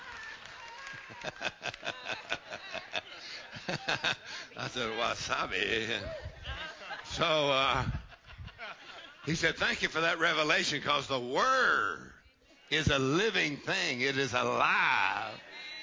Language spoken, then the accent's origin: English; Texas, United States; I'm from Texas